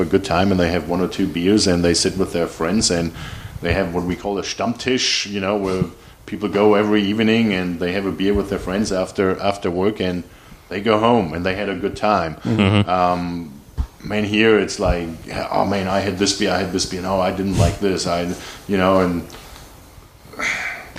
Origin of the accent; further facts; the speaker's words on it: Germany; moved away as an adult; now in North Texas, United States; there was a family outing in a restaurant in Germany, and there was a picture where me as a little kid sitting on the table